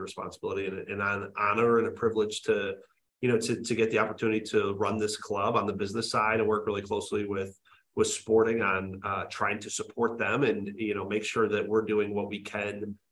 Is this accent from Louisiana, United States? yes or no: no; Detroit, Michigan, United States; also born or lived in East Coast; now in Chicago, United States; I grew up in Detroit